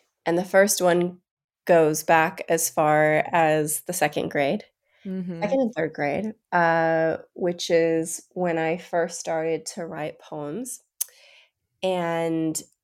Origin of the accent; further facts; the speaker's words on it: Bishop, California, United States; I was raised in Bishop, California, which is about 4 hours northeast of LA.